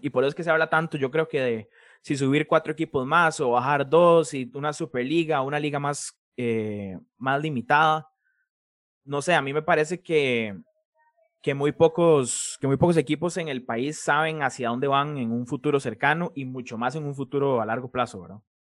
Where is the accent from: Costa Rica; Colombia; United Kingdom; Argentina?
Costa Rica; Escazú, San José; yo soy de Escazú